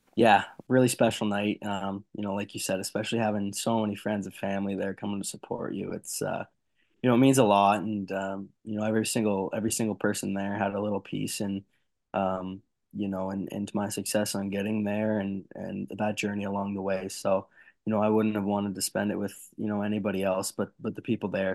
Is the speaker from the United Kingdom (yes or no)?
no; Canada; being a Canadian boy